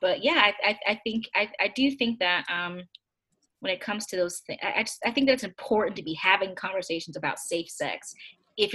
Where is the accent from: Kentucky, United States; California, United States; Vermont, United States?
Kentucky, United States; I grew up in Kentucky